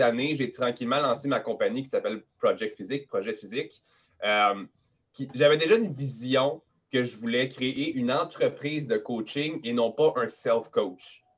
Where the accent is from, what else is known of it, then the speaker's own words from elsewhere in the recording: Montreal, Quebec, Canada; accent: Quebec; je suis québécois, je suis à Montréal, 514 euh, Montréal.